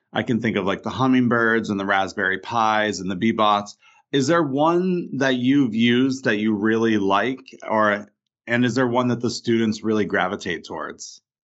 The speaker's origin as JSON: {"language": "English", "region": "Vermont", "country": "United States", "tie": "born or raised there", "said": "I didn't get as much of that growing up in Vermont"}